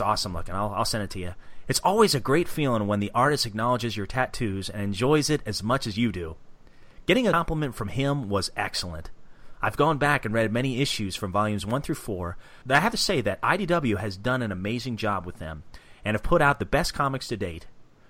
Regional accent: Bloomington, Indiana, United States; as I am too from Indiana, Bloomington, Indiana.

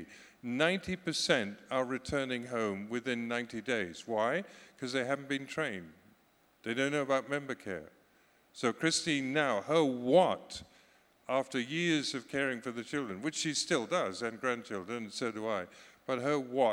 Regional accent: Scotland, United Kingdom; You can call me British, you cannot call me English, because I'm Scottish.

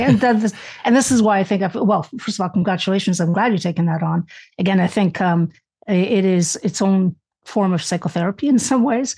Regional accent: Canada; also born or lived in Spain; I was born in Spain. I immigrated to Canada.

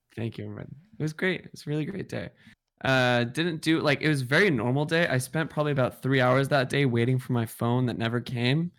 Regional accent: Seattle, Washington, United States; now in New York, United States; I, I'm from Seattle

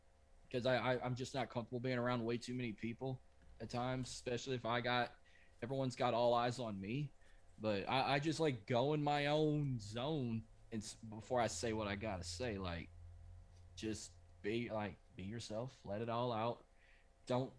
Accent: Louisiana, United States; we're from Louisiana. Anytime we say go, we use it the French way.

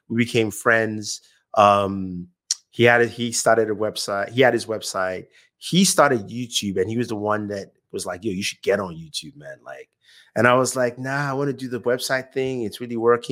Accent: Nigeria; moved away as an adult; now in United States; I was born in Nigeria.

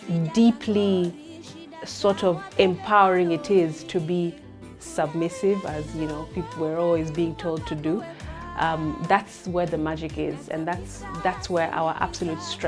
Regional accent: Mombasa, Mombasa County, Kenya; I'm from Mombasa, that's been my culture, that's how I've grown up.

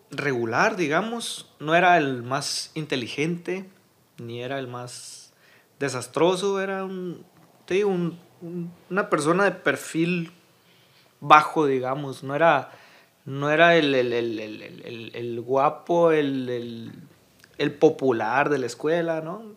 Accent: Hermosillo, Sonora, Mexico; also born or lived in Navojoa, Sonora; soy originario, nací en Navojoa, Navojoa, Sonora, pero toda mi vida he vivido aquí en, en Hermosillo

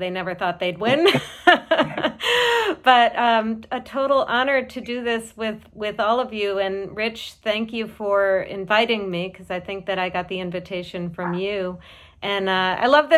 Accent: Boston, Massachusetts, United States; As a Bostonian

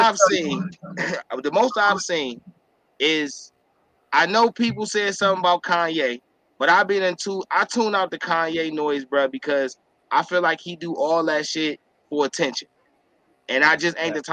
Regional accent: Cleveland, Ohio, United States; I'm from Cleveland, Ohio, right? I grew up in a project, an estate, a community housing that most people know is Moore's Black

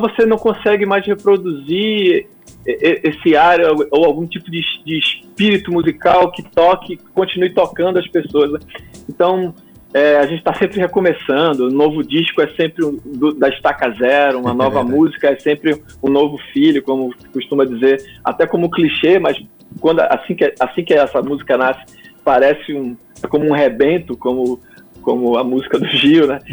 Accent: Pernambuco, Brazil; moved away as an adult; also born or lived in João Pessoa; oito anos eu estava de volta a Pernambuco, fui me readaptar à cultura pernambucana e a, e a sotaques e, e a, e a minha, minha terra de, de volta. fui crescendo, passando pela adolescência ali.

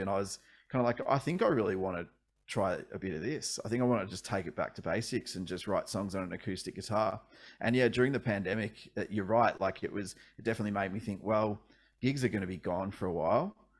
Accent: Ballarat, Victoria, Australia; also born or lived in Melbourne; I actually grew up about an hour and a half out of Melbourne, uh, in Ballarat for most of my childhood, and then we moved to Melbourne when I was a teenager

